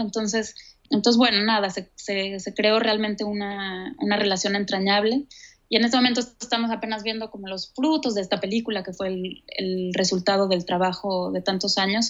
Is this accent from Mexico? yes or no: yes; Mexico; moved away as an adult; also born or lived in Cuba; now in Switzerland; yo soy mexicana, nací allá y crecí y viví la, mayor parte de mi vida allá, hasta mis 30 años